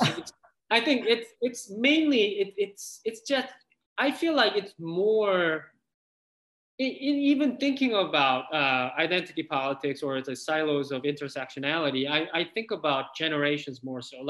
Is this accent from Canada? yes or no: no; South Korea; moved away as an adult; I grew up in Korea until I was 20 years old, and then I specifically moved here